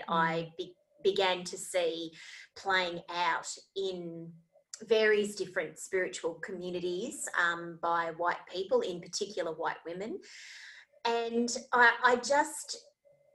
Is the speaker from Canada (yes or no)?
no; Australia; Australia, where I am from